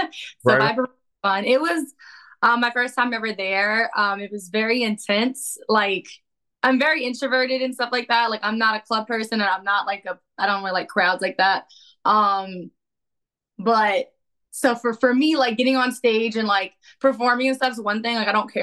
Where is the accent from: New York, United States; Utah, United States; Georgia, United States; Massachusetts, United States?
New York, United States; I'm from New York. I'm ready to punch you in your fucking face.